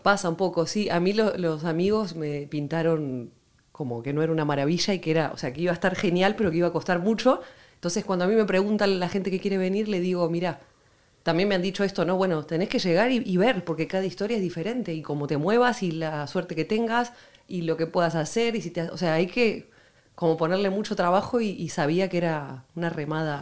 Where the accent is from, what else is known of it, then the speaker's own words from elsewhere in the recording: Buenos Aires, Argentina; moved away as an adult; now in Madrid, Spain; en Buenos Aires había, tenía una, escuela de baile